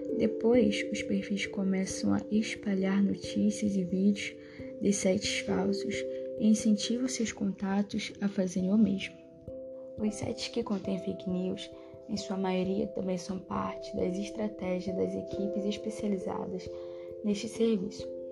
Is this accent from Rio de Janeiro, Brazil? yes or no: yes; Rio de Janeiro, Brazil; sou de Vila Paciência, Santa Cruz